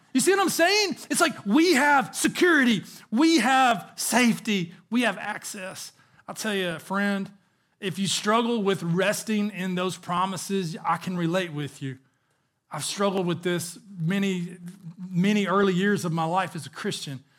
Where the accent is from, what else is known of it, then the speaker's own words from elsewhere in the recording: the South, United States; I grew up in the South